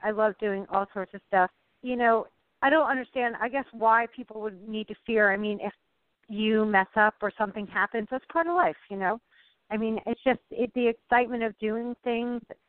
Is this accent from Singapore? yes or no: no; Vermont, United States; I'm from Vermont.